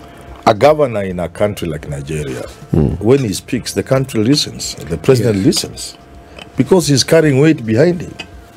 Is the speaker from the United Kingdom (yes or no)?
no; Vihiga County, Kenya; I come from Vihiga County.